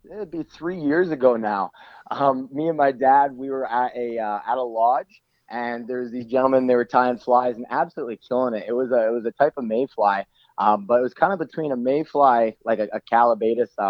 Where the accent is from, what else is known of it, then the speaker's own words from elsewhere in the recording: Langley, British Columbia, Canada; now in Salmon Arm, Canada; So, I'm from the Lower Mainland. I'm from Langley.